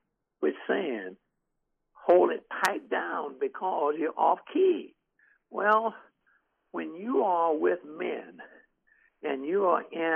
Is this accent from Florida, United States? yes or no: yes; Jacksonville, Florida, United States; in Jacksonville, Florida, which happens to be my hometown.